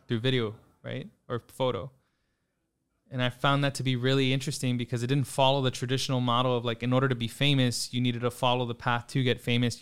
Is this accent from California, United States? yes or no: no; San Antonio, Texas, United States; also born or lived in Austin, Texas / New York; born and raised in San Antonio, grew up kind of all over throughout the city